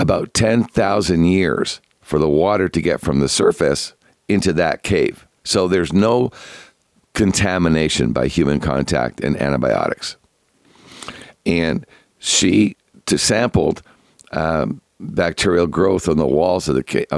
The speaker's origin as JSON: {"language": "English", "country": "Canada", "said": "being Canadian"}